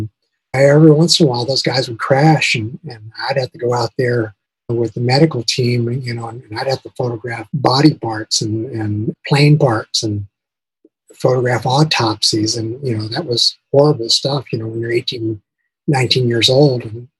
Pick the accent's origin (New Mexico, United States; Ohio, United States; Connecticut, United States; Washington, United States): New Mexico, United States; Albuquerque; also born or lived in St. John's, Canada; John's, Newfoundland. And from there, we got transferred to New Mexico. And I actually wound up growing up in Albuquerque. I did elementary, junior high, and high school there.